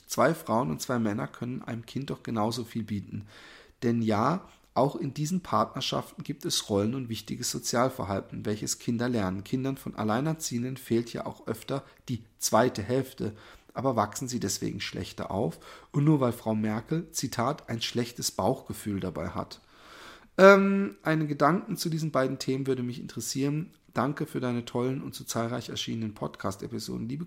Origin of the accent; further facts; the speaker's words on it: Germany; ich bin hier in Deutschland aufgewachsen, ich spreche keine andere Sprache.